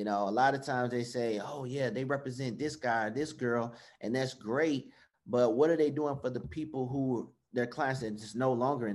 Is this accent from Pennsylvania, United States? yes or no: no; Atlanta, Georgia, United States; I'm from Atlanta, Georgia